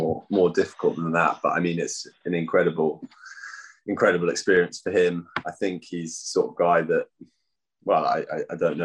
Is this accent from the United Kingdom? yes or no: yes; London, United Kingdom; I grew up in Putney, just down the road from Wimbledon